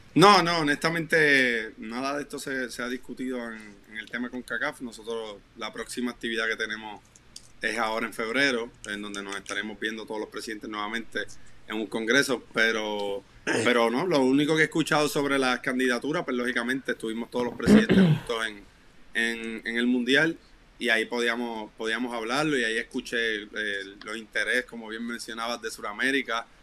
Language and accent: Spanish; Puerto Rico